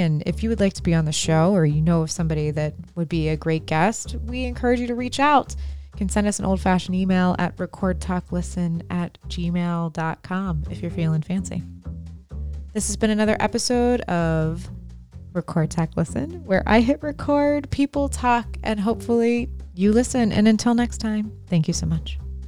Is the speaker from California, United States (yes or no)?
no; Cumberland, Maryland, United States; we're from Cumberland